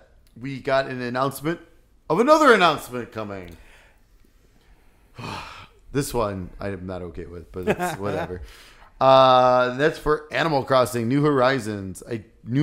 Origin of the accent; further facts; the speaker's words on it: Illinois, United States; we're from Illinois